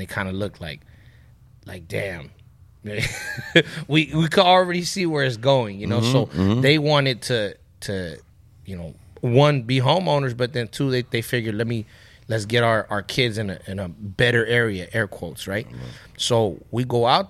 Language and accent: English; Ontario, California, United States; also born or lived in Montebello, California; I was born in Montebello, and when I was like 4 or 5 years old, we moved to Ontario